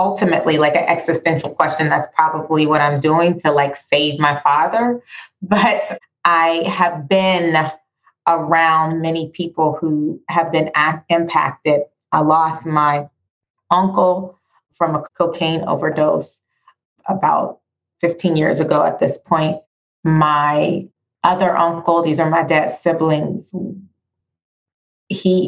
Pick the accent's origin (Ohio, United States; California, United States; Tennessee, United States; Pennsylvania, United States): Pennsylvania, United States; Pittsburgh; moved away; I lived in this country all of my life, born and raised in Pittsburgh